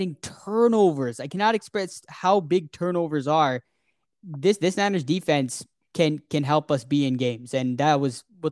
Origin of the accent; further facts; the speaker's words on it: Toronto, Ontario, Canada; We're from Toronto